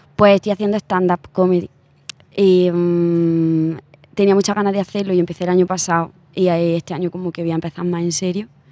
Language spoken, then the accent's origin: Spanish; Úbeda, Andalusia, Spain; now in Madrid, Spain; Úbeda, que es mi pueblo